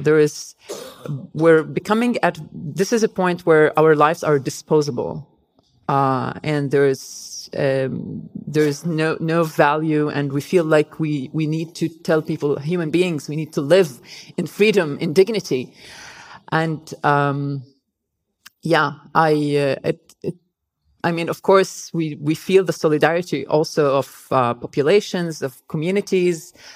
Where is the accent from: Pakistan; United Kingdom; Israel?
Israel; Nazareth, Northern District; English is a second language; moved away as an adult; also born or lived in Tel Aviv, Israel / Canada; I grew up in in Nazareth